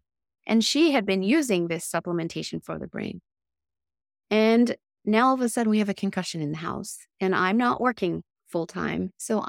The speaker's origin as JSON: {"language": "English", "region": "Tokyo", "country": "Japan", "tie": "born or raised there", "said": "Meanwhile, I was raised in Tokyo, Japan, which was an amazing life, and I have many great friends there."}